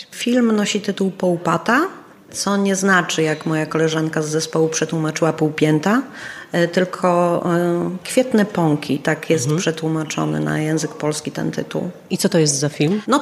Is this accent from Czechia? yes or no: yes; Czechia; accent: Czech; Polish is a second language; sama siebie musiałam tam w pewnych e, e, momentach przedabingować, bo ten mój czesk